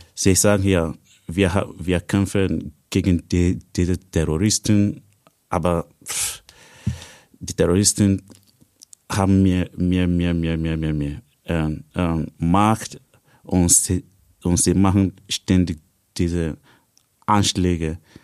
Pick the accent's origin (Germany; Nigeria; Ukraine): Nigeria; German is a second language; moved away as an adult; now in Austria; Ich komme ursprünglich aus Nigeria. Seit fünf Jahren bin ich hier in Österreich